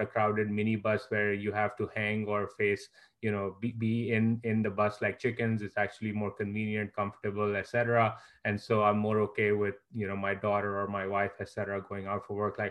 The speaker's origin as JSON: {"language": "English", "town": "Karachi", "region": "Sindh", "country": "Pakistan", "said": "I'm from Karachi, a city like Karachi has terrible public transport"}